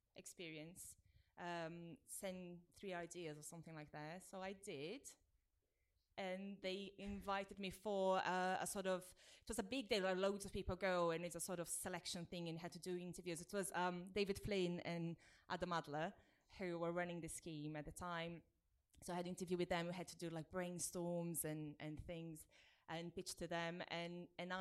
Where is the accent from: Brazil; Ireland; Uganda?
Brazil; moved away as an adult; now in United Kingdom; I grew up in Brazil and I moved here when I was 22